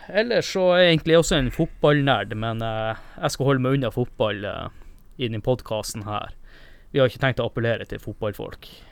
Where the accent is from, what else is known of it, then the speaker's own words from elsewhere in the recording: Northern Norway, Norway; Jeg er jo nordlending